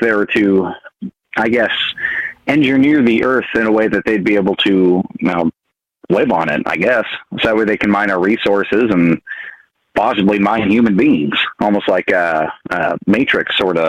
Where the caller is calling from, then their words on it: Montana, United States; Calling from beautiful state of Montana.